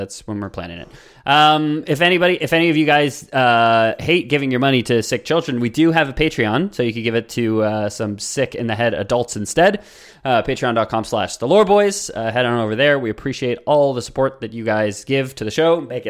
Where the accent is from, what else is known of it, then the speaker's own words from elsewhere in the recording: Canada; Because we are Canadian